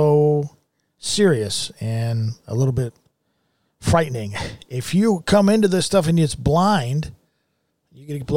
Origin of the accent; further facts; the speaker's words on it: United States; I'm an American